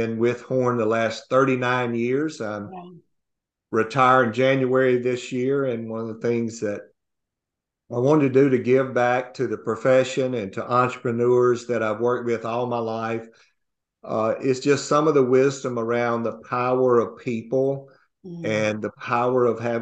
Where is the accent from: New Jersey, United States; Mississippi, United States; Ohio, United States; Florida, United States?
Mississippi, United States; North; also born or lived in Houston, Texas; I grew up in North Mississippi and rural Mississippi